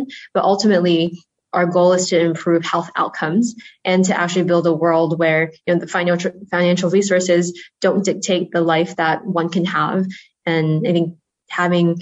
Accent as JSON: {"language": "English", "region": "Rhode Island", "country": "United States", "tie": "born or raised there", "also_born_or_lived": "China", "said": "So I grew up in Rhode Island on the in the Northeast."}